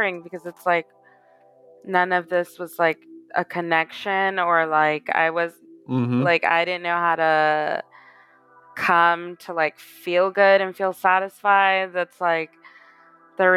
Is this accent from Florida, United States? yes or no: no; Houston, Texas, United States; moved away as an adult; also born or lived in Katy, Texas; now in Los Angeles, United States; I'm from Houston, born and raised